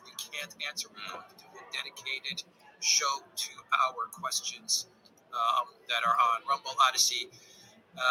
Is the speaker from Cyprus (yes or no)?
yes; Cyprus; moved away; how are you doing in my home country